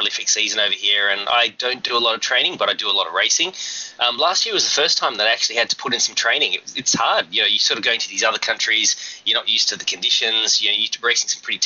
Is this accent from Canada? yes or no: no; Perth, Western Australia, Australia; moved away as an adult; also born or lived in Sydney, Australia; now in Hong Kong; when I was little, I grew up in Perth. It's on the west coast